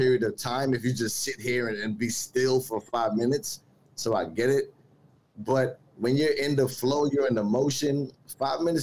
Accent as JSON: {"language": "English", "town": "New York City", "region": "New York", "country": "United States", "said": "I'm from Brooklyn"}